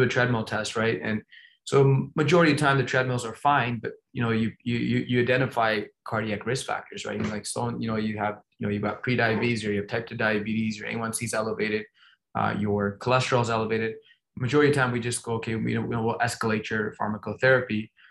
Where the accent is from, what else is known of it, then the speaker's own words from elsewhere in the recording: Toronto, Ontario, Canada; moved away; I grew up in Toronto